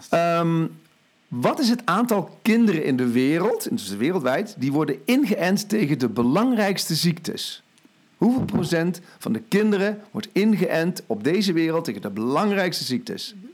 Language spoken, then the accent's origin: Dutch; Limburg, Netherlands; Overigens, ik kom uit Limburg, hè?